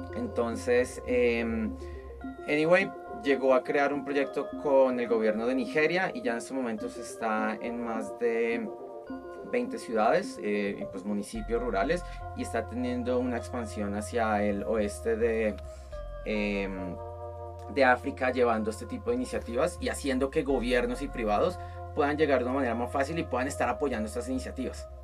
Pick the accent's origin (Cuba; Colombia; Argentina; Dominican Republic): Colombia; now in Mexico; yo como colombiano en Colombia